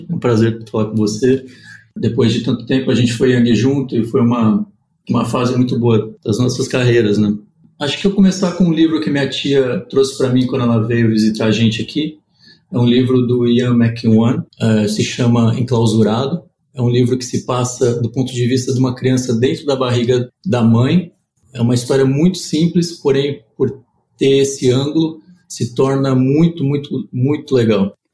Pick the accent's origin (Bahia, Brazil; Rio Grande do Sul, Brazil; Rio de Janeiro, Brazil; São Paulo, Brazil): São Paulo, Brazil; Ribeirão Preto; born there; Nasci em Ribeirão Preto, que é a terra do café, orgulho de São Paulo e do Brasil.